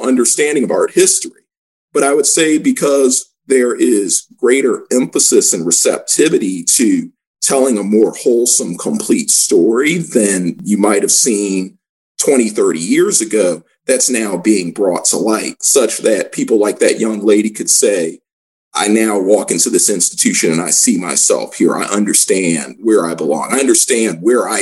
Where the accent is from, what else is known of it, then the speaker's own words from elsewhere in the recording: Washington, District of Columbia, United States; So I grew up in Washington, D.C., going to the National